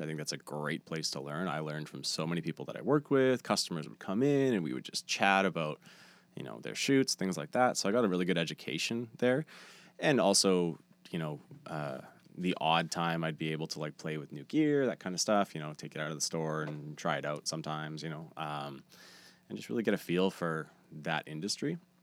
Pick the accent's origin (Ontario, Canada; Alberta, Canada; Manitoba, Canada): Manitoba, Canada; Steinbach; moved away as an adult; now in Winnipeg, Canada; I was just moving to Winnipeg. I'm from Steinbach.